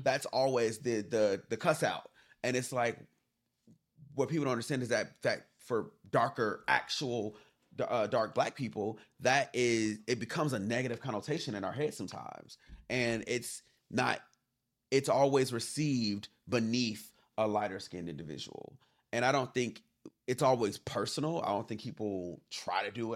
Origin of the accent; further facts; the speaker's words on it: Inglewood, California, United States; growing up in Inglewood